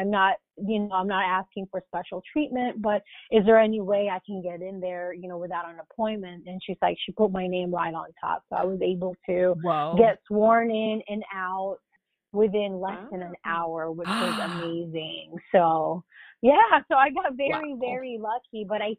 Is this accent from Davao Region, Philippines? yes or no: no; Manila, Metro Manila, Philippines; So I'm full on 100% Filipino. I'm born and raised in Manila. Both my parents are Filipino. My dad is from the Visayan region and my mom is from Manila.